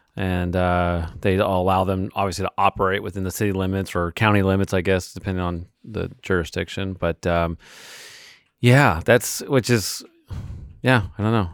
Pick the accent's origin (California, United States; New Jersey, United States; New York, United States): California, United States; as a Californian